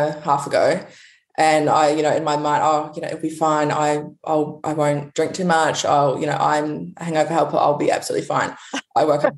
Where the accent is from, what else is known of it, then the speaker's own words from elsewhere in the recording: New Zealand; also born or lived in United States; now in Perth, Australia; I'm actually from New Zealand